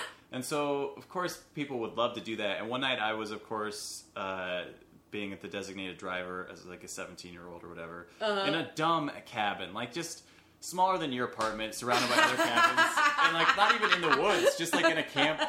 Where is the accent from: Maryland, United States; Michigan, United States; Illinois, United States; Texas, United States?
Illinois, United States; Downstate Illinois.